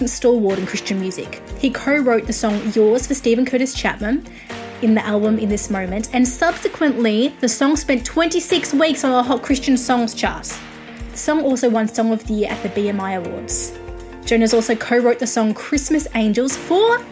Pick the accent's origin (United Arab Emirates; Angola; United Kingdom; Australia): Australia; I'm Australian